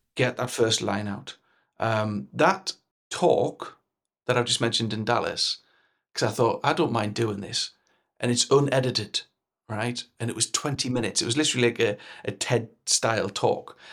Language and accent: English; Newcastle upon Tyne, North East England, United Kingdom; accent: Geordie; my Geordie text and type thing